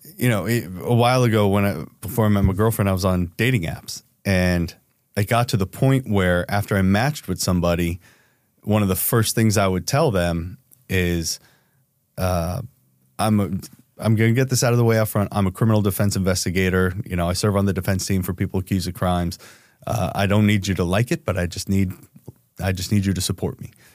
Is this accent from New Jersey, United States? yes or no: yes; New Jersey, United States; I'm from Jersey, so it's a lot of go fuck yourself.